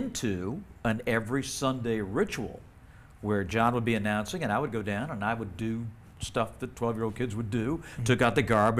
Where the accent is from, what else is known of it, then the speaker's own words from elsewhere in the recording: Salisbury, North Carolina, United States; I grew up in Salisbury, North Carolina.